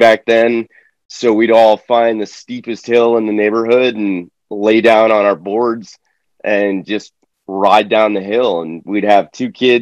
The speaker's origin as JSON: {"language": "English", "region": "Florida", "country": "United States", "tie": "born or raised there", "said": "I was born in Florida. And so I grew up like fishing"}